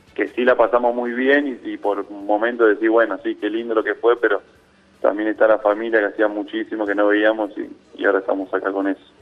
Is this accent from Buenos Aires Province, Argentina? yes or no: no; Presidencia Roque Sáenz Peña, Chaco, Argentina; moved away as an adult; now in Seville, Spain; Yo nací en Sáenz Peña, sí, soy de Sáenz Peña